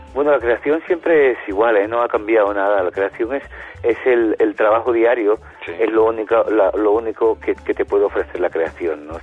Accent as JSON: {"language": "Spanish", "country": "Spain", "said": "yo que soy un músico español"}